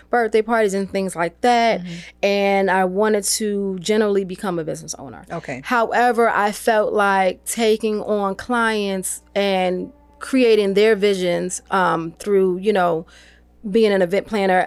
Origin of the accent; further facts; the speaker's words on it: New York, United States; I'm originally from New York